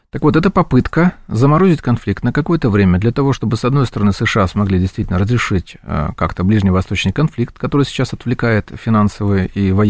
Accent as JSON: {"language": "Russian", "country": "Ukraine", "said": "Даже при том, что я украинец, националист, так сказать, целую каждый день портрет Бандеры там, и так далее."}